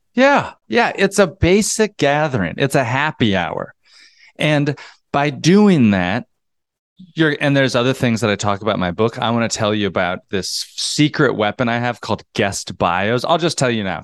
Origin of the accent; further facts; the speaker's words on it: North Georgia, United States; moved away as an adult; also born or lived in North Carolina / New York City; I moved there from North Georgia. I grew up in the South.